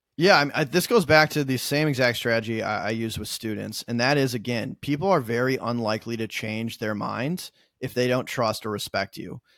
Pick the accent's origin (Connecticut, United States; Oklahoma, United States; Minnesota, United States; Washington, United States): Minnesota, United States; now in New York, United States; I'm originally from Minnesota. I live in New York now.